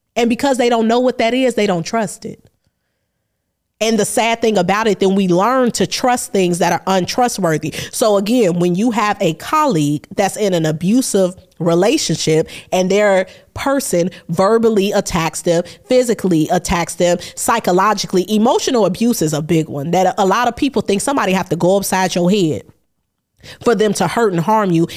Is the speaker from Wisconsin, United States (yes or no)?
no; Chicago, Illinois, United States; I'm from Chicago.